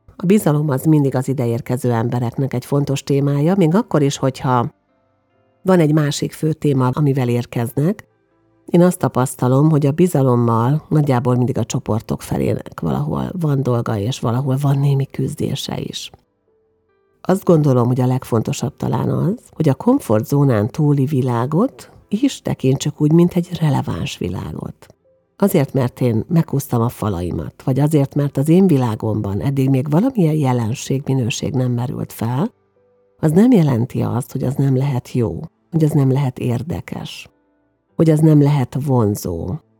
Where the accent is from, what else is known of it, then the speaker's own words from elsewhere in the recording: Hungary; magyarként külföldön